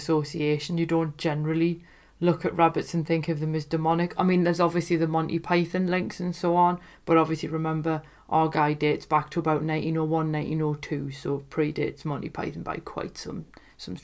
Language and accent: English; Newcastle upon Tyne, North East England, United Kingdom; my hometown of Newcastle